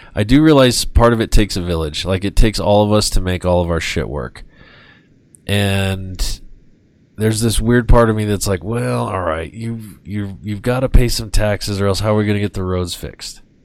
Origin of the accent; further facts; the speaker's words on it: United States; I was very fortunate to be born in this country and to to, to be a citizen.